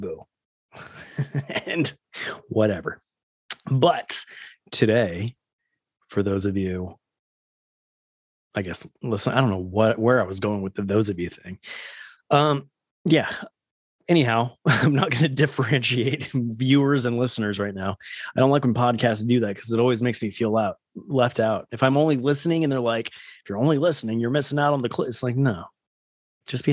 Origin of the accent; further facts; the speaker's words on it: West Coast, United States; Growing up on the West Coast, Disneyland was my Disney home